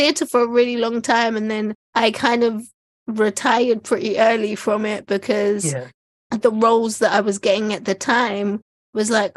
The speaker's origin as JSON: {"language": "English", "region": "London", "country": "United Kingdom", "tie": "born or raised there", "said": "I grew up in East London."}